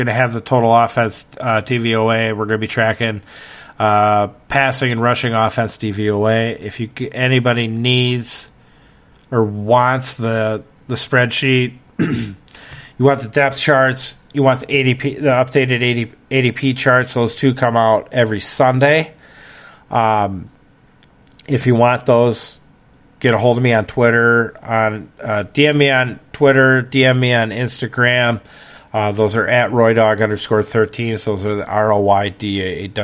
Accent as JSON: {"language": "English", "region": "Wisconsin", "country": "United States", "tie": "born or raised there", "accent": "Wisconsin accent", "said": "I'm from Wisconsin. I've lived here all my life. There's nothing I can do. You're getting the Wisconsin accent"}